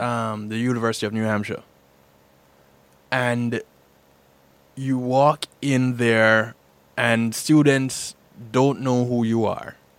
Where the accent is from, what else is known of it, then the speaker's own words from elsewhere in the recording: Jamaica; moved away as an adult; now in United States; When I was growing up in Jamaica